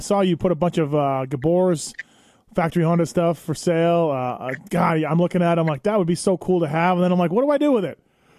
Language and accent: English; Canada; where you know I'm from Canada